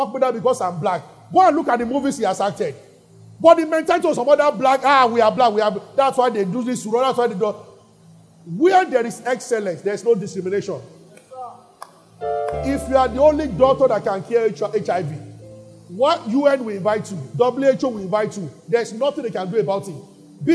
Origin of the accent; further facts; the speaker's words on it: Nigeria; we are Nigerians. But in the spirit, I'm not a Nigerian.